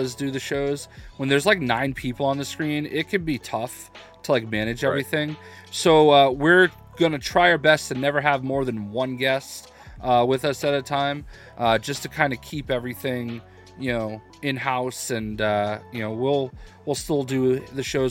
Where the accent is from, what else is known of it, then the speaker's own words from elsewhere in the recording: Boston, Massachusetts, United States; I'm a dude from Boston